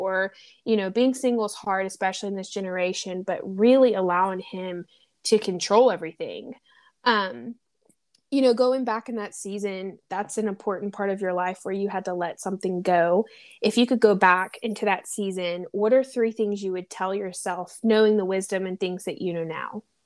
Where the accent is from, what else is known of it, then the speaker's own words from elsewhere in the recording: the South, United States; accent: twang; now in Los Angeles, United States; I'm from the South, and I moved to L